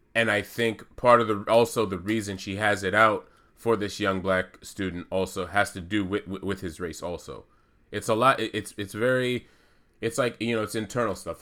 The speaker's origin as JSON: {"language": "English", "country": "United States", "said": "I'm American. I'm Black American"}